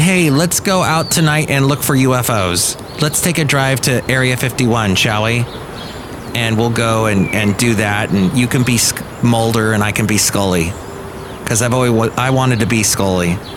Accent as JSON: {"language": "English", "region": "Southern California", "country": "United States", "tie": "born or raised there", "lives_now": "Bay Area, United States", "said": "I grew up in Southern California and we call our freeways the 405, the 5."}